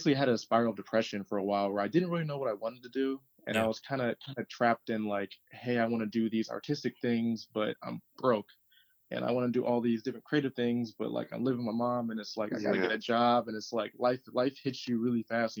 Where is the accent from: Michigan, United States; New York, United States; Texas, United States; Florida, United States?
Michigan, United States; Ann Arbor; born there; also born or lived in Farmington / Detroit; So I was born in Ann Arbor. At the time, mom was going to U of M. And from there, we moved around a lot as a kid.